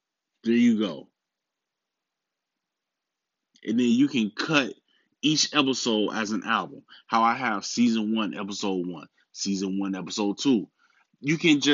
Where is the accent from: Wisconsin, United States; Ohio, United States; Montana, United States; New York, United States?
Wisconsin, United States; Milwaukee; I'm also a Bucks fan because that's my hometown